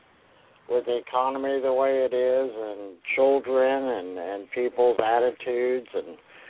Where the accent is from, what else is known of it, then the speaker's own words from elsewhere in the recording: Kentucky, United States; I'm from Kentucky.